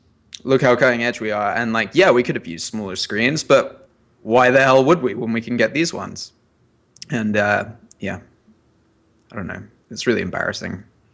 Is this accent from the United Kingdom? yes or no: yes; England, United Kingdom; now in New York, United States; we're British.